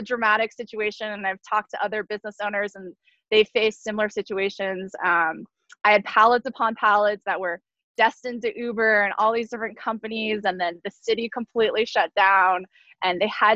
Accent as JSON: {"language": "English", "town": "San Diego", "region": "California", "country": "United States", "tie": "born or raised there", "said": "a small co-packer, family owned in my hometown of San Diego"}